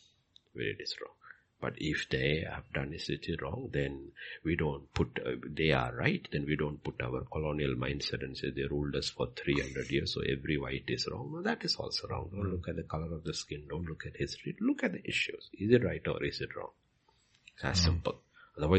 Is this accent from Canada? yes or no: no; India; I am an Indian